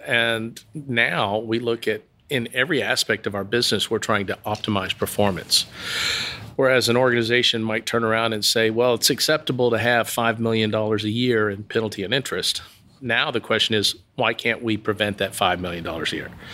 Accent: Waxahachie, Texas, United States; I'm originally from Waxahachie.

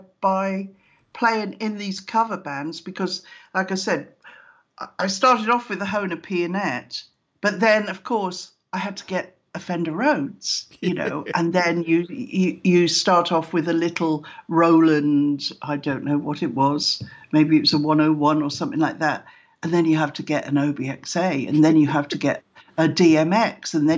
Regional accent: South Wales, United Kingdom; moved away as an adult; also born or lived in London; I was born in South Wales, which is known as the land of song, you know, with pretty musical from Wales. And so I was in school orchestras

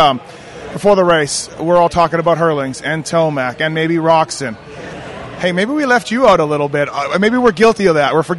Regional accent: Canada; I'm Canadian

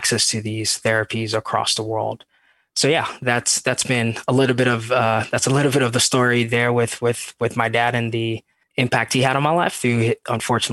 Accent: Ghana; moved away as an adult; now in San Francisco Bay Area, United States; I'm from Ghana, West Africa. So born and raised there.

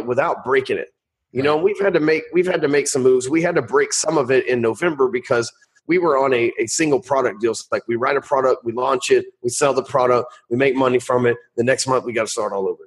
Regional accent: the South, United States; I'm from the South, man.

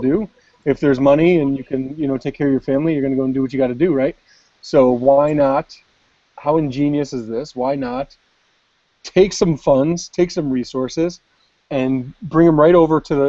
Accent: United States; I'm an American

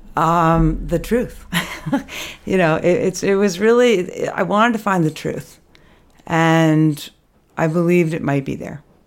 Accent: Albany, New York, United States; also born or lived in Manhattan / Bolton Valley, Vermont; now in Stowe, United States; growing up in Albany

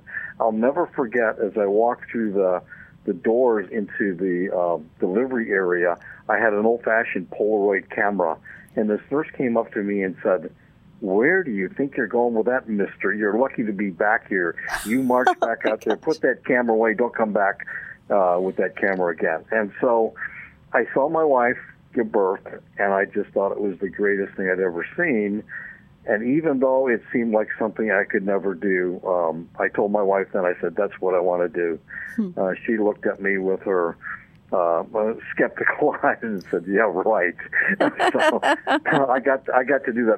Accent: Michigan, United States; also born or lived in Upper Peninsula, Michigan; now in Lake Linden, United States; I'm originally from Michigan, downstate, but I spent a lot of time in what they call the UP

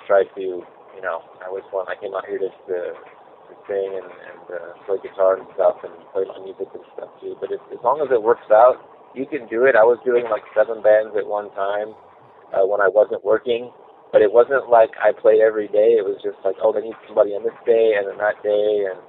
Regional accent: Colorado, United States; also born or lived in Virginia / Arizona; I grew up in Colorado and then Virginia for about a year and then Arizona

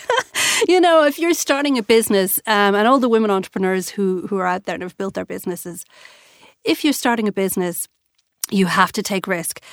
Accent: Ireland; being an Irish girl

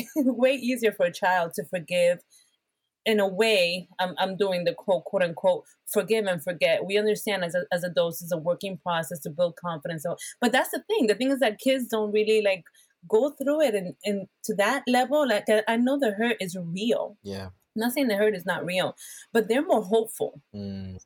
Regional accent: Bethlehem, Pennsylvania, United States; English is a second language; also born or lived in Puerto Rico; I am from Bethlehem, Pennsylvania. I was born in Puerto Rico, a Latina.

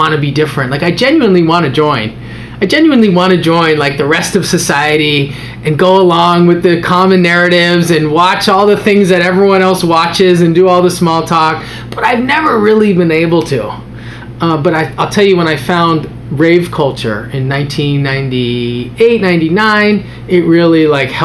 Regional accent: Los Angeles, California, United States; I grew up in Los Angeles

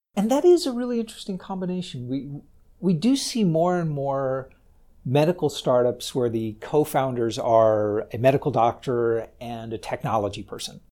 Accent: United States; as an American founder

